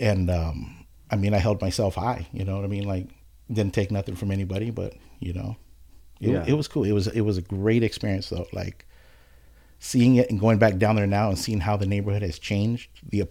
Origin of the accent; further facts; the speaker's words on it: Oxnard, California, United States; Born and raised in Oxnard, yep. Graduated in 96.